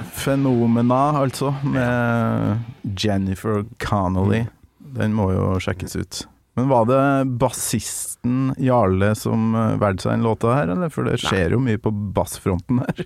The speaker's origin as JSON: {"language": "Norwegian", "town": "Kolvereid", "region": "Trøndelag", "country": "Norway", "tie": "born or raised there", "said": "hjemme på Kolvereid"}